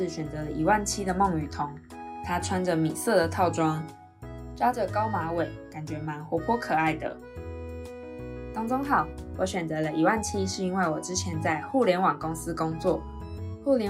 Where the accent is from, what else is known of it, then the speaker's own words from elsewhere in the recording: Taiwan; 我是台湾人，我在台湾读高中的时候是读女校